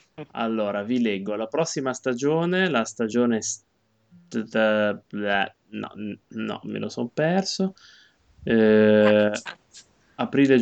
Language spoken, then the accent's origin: Italian; Liguria, Italy; io da buon ligure